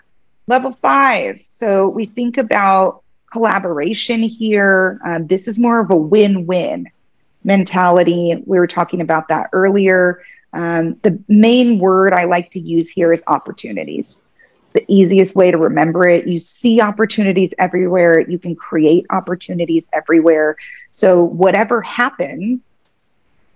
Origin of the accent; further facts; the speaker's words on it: Kansas City, United States; moved away as an adult; also born or lived in San Diego; I'm in Kansas City now. This is my hometown. I left Kansas when I went to law school